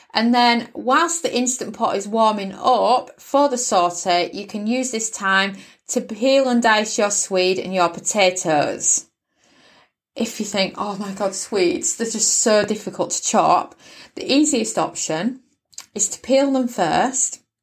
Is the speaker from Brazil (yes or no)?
no; United Kingdom; accent: British; I'm British born